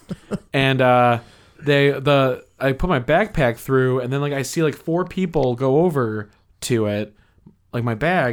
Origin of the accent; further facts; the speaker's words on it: Chicago, Illinois, United States; I'm from Chicago